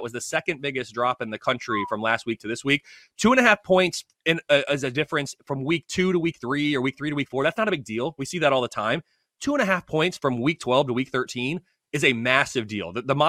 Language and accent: English; Midwest, United States; I'm not from the South. We'll talk about it. From the Midwest.